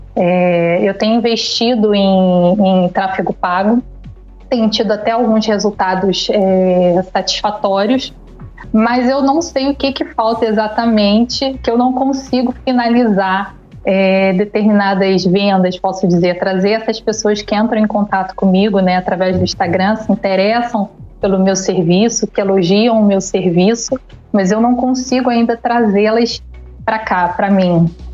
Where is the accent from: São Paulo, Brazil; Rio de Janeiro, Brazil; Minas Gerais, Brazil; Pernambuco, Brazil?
Rio de Janeiro, Brazil; Niterói; sou de Niterói, no Rio de Janeiro.